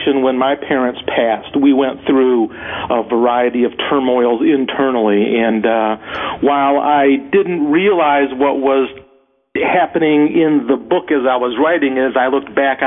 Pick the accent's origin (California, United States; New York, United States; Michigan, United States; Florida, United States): Michigan, United States; also born or lived in Ann Arbor, Michigan; I grew up in Michigan, spent a lot of time in Ann Arbor